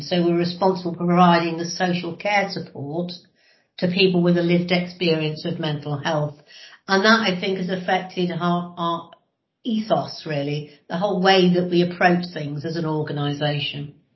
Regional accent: Lincolnshire, near Grimsby, East Midlands, United Kingdom; also born or lived in Brighton; I was born uh, in Grimsby, but actually spent most of um, the time I was growing up about living in Lincolnshire in the middle of nowhere, about 15 miles outside of, of Grimsby.

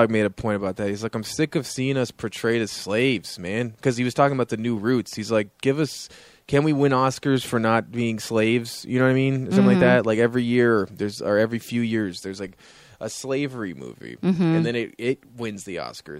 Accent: Canada; Okay, I'm from Canada.

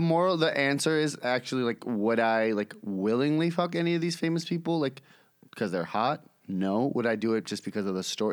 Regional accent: New York City, New York, United States; I'm born and raised in New York City, East Village, Lower East Side area.

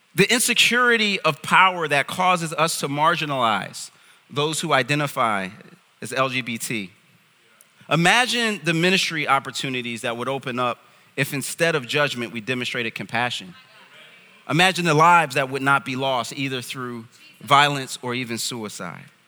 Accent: United States; I'm from America

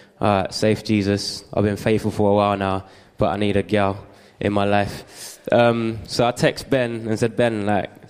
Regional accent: London, United Kingdom; I grew up in East London

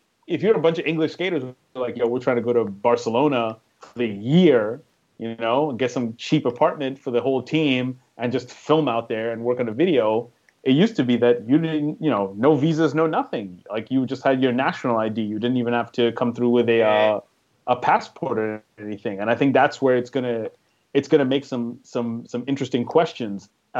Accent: New York, United States; I'm from New York. Like, I grew up during the golden age of hip-hop.

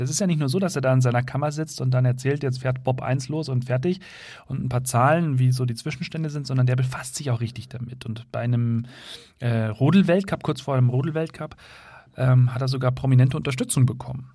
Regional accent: Germany; bei uns in Deutschland

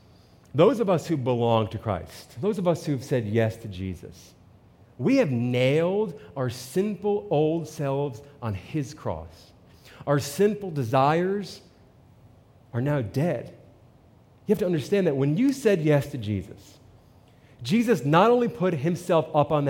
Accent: New Jersey, United States; I'm from New Jersey

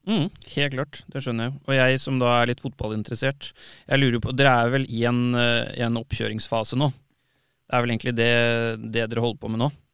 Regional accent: Tønsberg, Vestfold, Norway; moved away; kommer opprinnelig fra Tønsberg

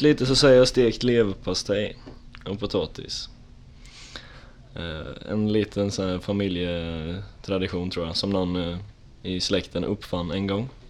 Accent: Tranås, Jönköping County, Sweden; moved away as an adult; now in Linköping, Sweden; jag kommer från Tranås härifrån

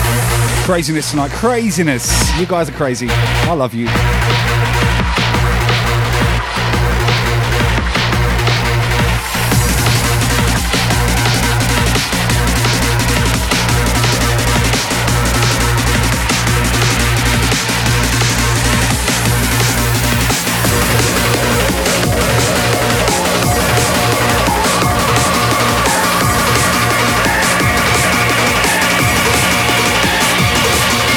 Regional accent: Southampton, South East England, United Kingdom; moved away as an adult; also born or lived in Camden, London; now in Australia; I grew up in Millbrook

